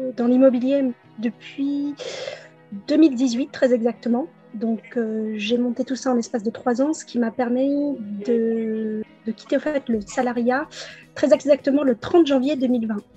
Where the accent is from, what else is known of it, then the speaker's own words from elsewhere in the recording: Pontoise, Île-de-France, France; je suis née à Pontoise en région parisienne dans le 95 en 1982